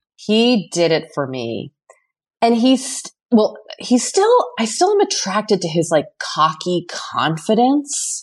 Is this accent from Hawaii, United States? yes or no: no; Boston, Massachusetts, United States; moved away; I felt such hometown pride. And I was, like, wanted to be, like, "It's me, I'm from Boston."